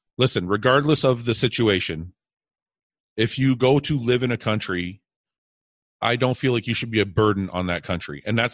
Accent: Canada; I was born here in Canada.

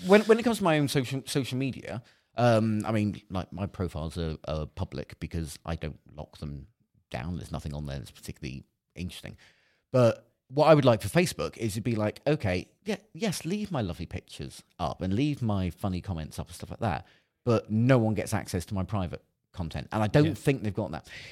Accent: Cornwall, South West England, United Kingdom; I, I grew up in Cornwall

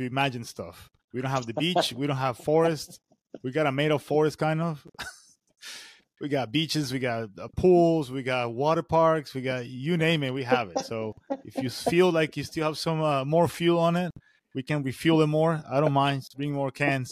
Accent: Venezuela; moved away as an adult; now in United States; I'm coming from Venezuela, working in emergency system in Venezuela

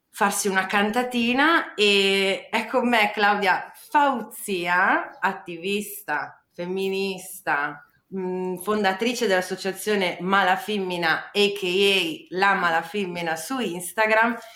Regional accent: Parma, Emilia-Romagna, Italy; born there; io proprio sono nata a Parma, quindi mio padre è pugliese

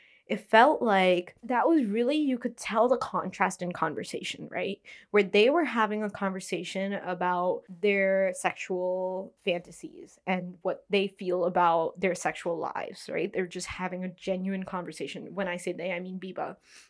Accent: India; as an Indian watching the movie, I felt like this movie should be shown.

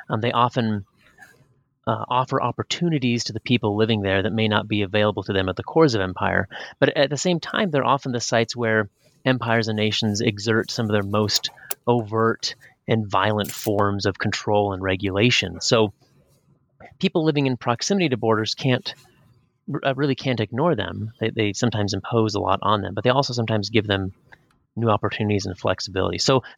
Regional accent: Pacific Northwest, United States; I was raised up in the Pacific Northwest, up on the Canadian border

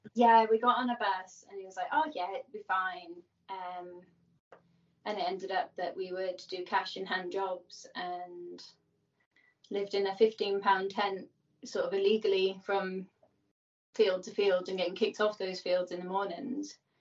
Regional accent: Birmingham, West Midlands, United Kingdom; I grew up in Birmingham, which is one of the cities in England

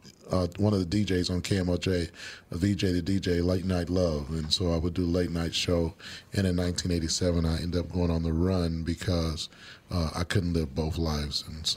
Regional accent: Kansas City, Missouri, United States; I grew up in Kansas City, Missouri. I was separated from my family at 9 years old.

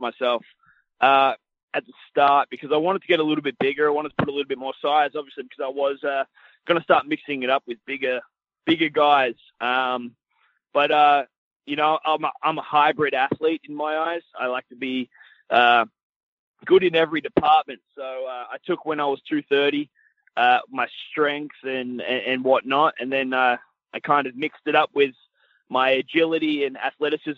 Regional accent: Australia; moved away as an adult; in my hometown with my friends and my family

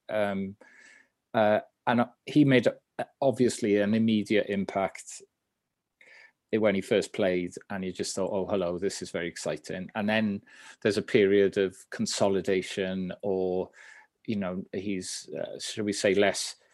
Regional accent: Swansea, Wales, United Kingdom; I ended up going straight into the first team at the school because I was from South Wales

